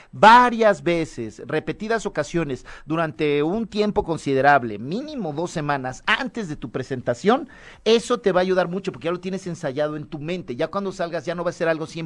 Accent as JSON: {"language": "Spanish", "country": "Mexico", "said": "Así somos los mexicanos"}